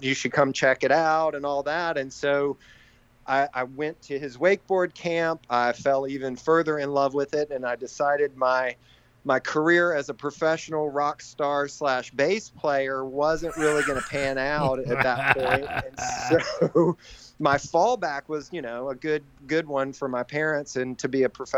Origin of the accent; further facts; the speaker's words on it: Raleigh, North Carolina, United States; born and raised in Raleigh, North Carolina.